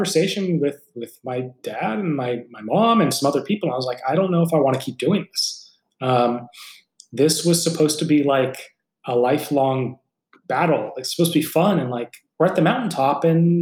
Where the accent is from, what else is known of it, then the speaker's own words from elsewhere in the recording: San Francisco Bay Area, California, United States; This is your hometown team